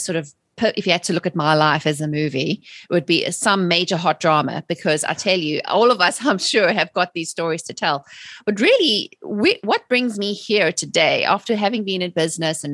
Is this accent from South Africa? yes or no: yes; South Africa; moved away as an adult; also born or lived in England; now in United States; I'm originally from South Africa. I was born and raised there and immigrated to England in the early